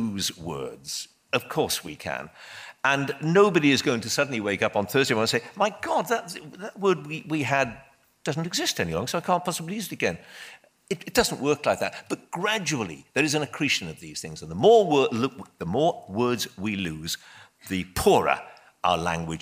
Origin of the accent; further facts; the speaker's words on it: Wales, United Kingdom; I'm Welsh